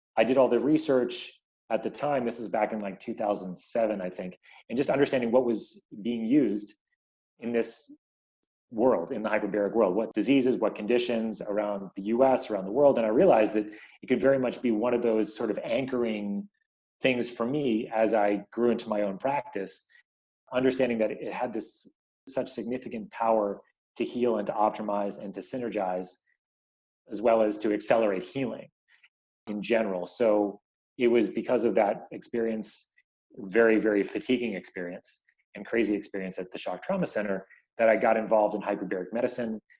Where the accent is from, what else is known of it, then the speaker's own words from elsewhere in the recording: New York, United States; now in Bay Area, United States; I live in the Bay Area, but I grew up in New York